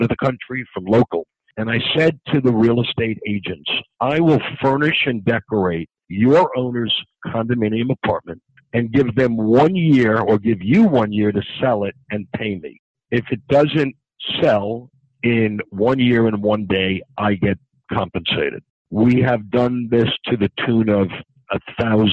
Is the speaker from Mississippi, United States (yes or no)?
no; New York City, New York, United States; accent: New York; now in Miami, United States; Born and raised in Forest Hills, Queens. Went to Forest Hills High School